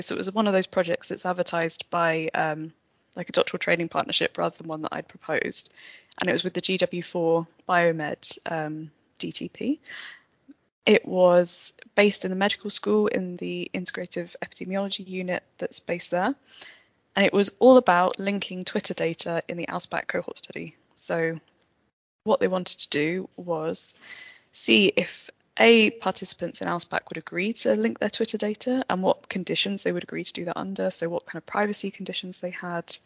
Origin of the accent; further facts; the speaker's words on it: Kent, South East England, United Kingdom; moved away as an adult; also born or lived in Cardiff; now in Bristol, United Kingdom; I was from Kent originally.